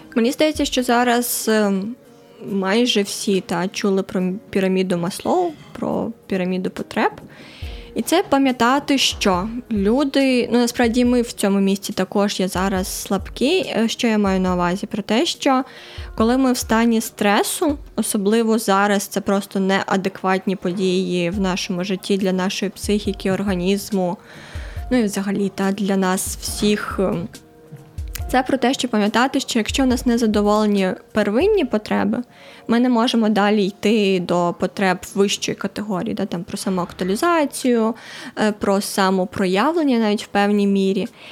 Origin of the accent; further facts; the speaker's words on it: Donbas, Ukraine; now in Lviv, Ukraine; я сама з Донбасу